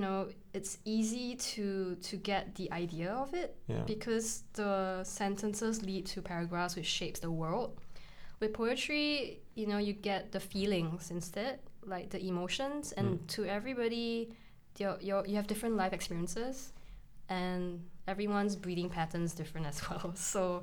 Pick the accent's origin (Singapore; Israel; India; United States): Singapore; now in Edinburgh, United Kingdom; I'm Chinese Singaporean